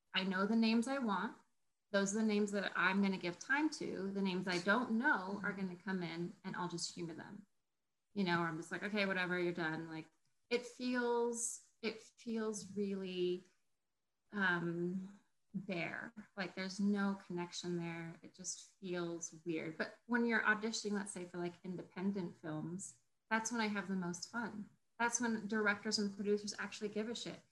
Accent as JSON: {"language": "English", "region": "Colorado", "country": "United States", "tie": "born or raised there", "said": "I grew up in Colorado"}